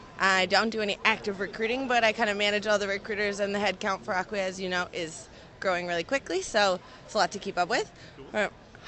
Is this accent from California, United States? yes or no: no; Wisconsin, United States; now in Boston, United States; I'm from Wisconsin originally.